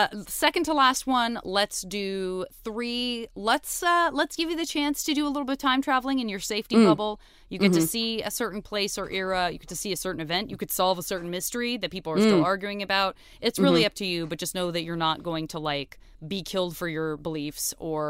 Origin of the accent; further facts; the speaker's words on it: Arizona, United States; I'm from Arizona